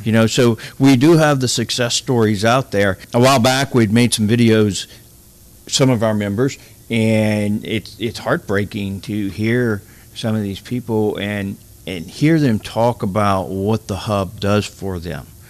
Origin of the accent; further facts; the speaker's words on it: Morgan City, Louisiana, United States; I'm originally from Morgan City